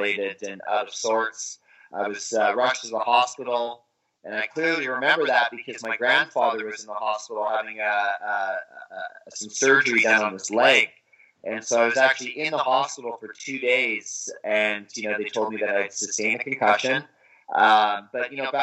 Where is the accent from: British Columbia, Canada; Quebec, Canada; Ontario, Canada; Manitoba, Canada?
British Columbia, Canada; Vancouver; I'm from Vancouver, British Columbia. That's where my dream started